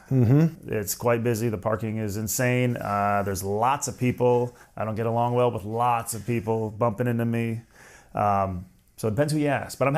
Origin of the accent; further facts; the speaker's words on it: Canada; I am Canadian.